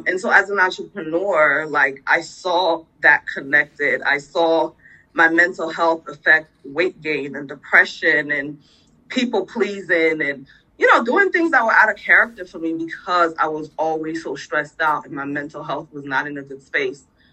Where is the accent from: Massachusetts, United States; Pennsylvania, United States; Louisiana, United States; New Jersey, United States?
New Jersey, United States; also born or lived in Sierra Leone; now in Baltimore, United States; And so I grew up in New Jersey